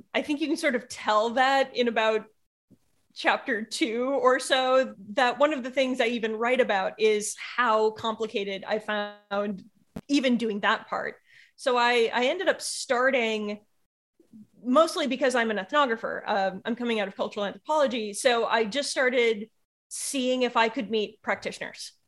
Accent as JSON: {"language": "English", "country": "United States", "said": "being an American"}